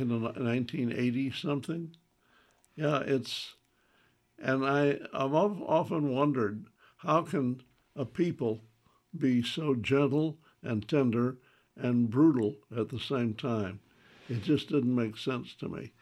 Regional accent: the South, United States; as a Southerner

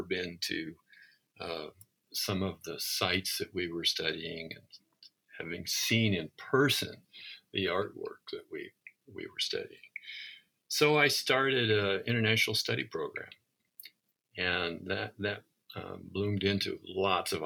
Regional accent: Southwest Iowa, United States; I grew up in Southwest Iowa

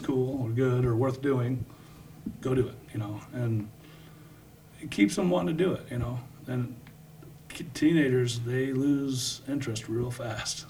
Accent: Davenport, Iowa, United States; I grew up in Davenport.

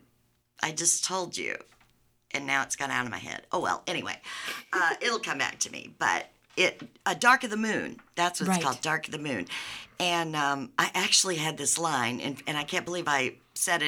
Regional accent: Davenport, Iowa, United States; I was born up here right after they moved up here because Alcoa sent out a countrywide request for workers.

